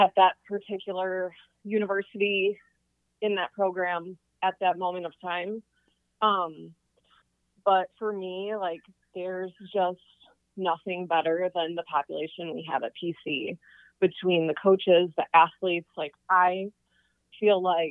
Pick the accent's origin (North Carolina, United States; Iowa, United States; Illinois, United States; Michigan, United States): Michigan, United States; moved away; I am originally from Michigan.